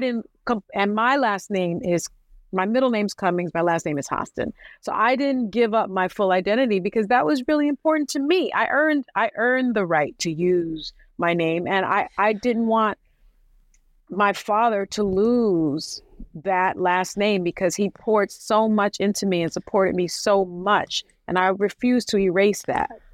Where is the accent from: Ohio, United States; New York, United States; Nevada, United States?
New York, United States; New York City; I'm from the South Bronx projects, the Saint Mary's projects.